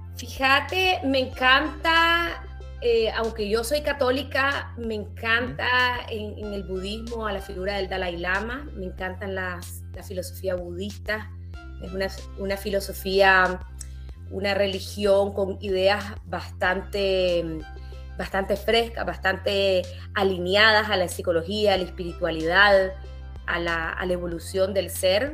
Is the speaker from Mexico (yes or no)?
no; Nicaragua; also born or lived in Netherlands / Spain; También viví en un país durante mi infancia que estaba en guerra